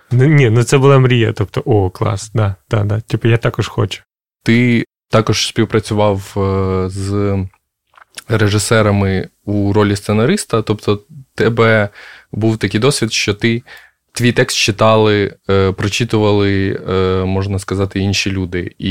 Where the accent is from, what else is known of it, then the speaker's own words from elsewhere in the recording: Makariv, Kyiv Oblast, Ukraine; Я з Макарова з Київської області.